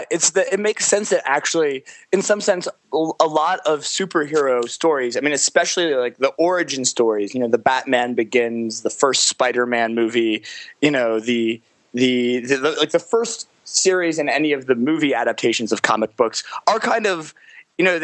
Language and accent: English; Los Angeles, California, United States; growing up in Los Angeles